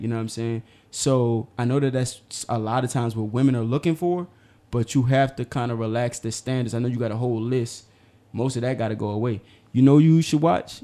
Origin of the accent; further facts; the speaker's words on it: New Orleans, Louisiana, United States; I'm from New Orleans.